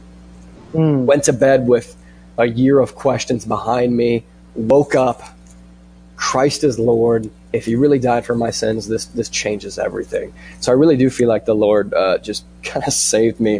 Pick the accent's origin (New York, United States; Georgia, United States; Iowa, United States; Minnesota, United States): Iowa, United States; I'm an Iowan. I'm an American.